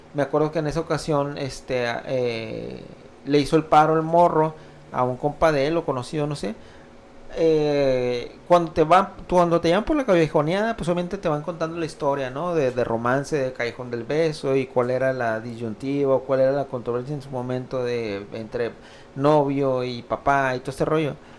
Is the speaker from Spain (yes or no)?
no; Oaxaca, Mexico; moved away; Yo soy de Oaxaca y algún tiempo, si bien no toda mi vida de vida allá, pero algún tiempo me eh, crecí allá